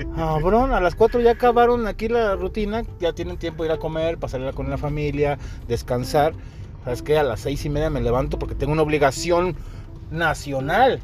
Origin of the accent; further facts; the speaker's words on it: Mexico; como buen mexicano, porque somos puntuales los mexicanos